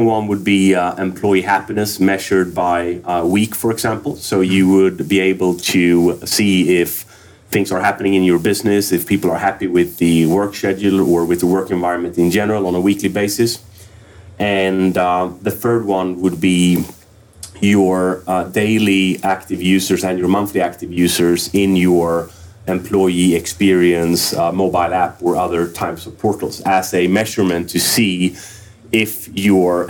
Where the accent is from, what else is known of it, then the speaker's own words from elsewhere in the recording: Örebro, Örebro County, Sweden; Örebro, Sweden.